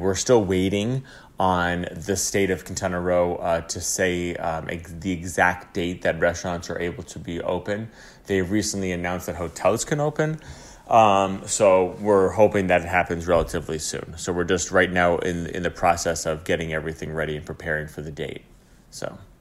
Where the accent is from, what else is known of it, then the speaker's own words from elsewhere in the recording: upstate New York, United States; moved away as an adult; now in Tulum, Mexico; I'm from upstate New York, um, and I've been living in the city for, you know, over twelve years